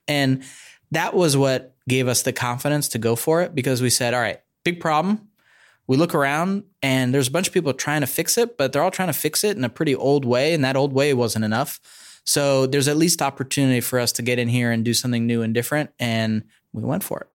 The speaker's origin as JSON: {"language": "English", "area": "Bay Area", "region": "California", "country": "United States", "tie": "born or raised there", "said": "I grew up in the Bay Area."}